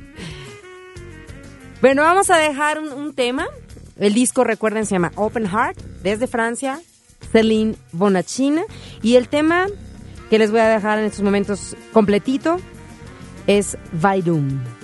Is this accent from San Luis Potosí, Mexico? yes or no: no; Ciudad Satélite, State of Mexico, Mexico; mi pueblo allá en Satelandia